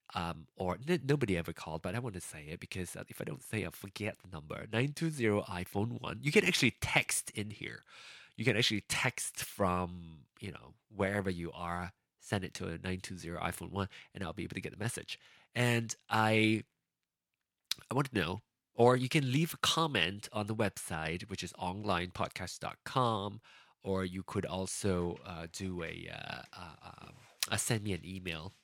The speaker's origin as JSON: {"language": "English", "country": "Malaysia", "moved": "yes", "lives_now": "United States", "said": "I left Malaysia for a more progressive country"}